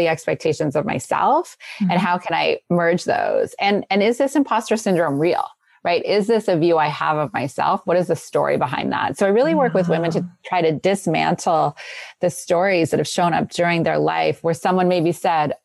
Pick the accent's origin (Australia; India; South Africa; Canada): Canada; now in California, United States; I'm originally from Canada